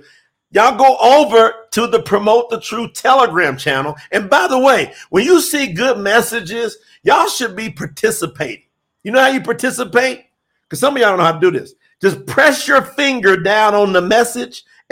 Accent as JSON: {"language": "English", "region": "the South", "country": "United States", "moved": "yes", "lives_now": "Colombia", "said": "I'm from the South, too"}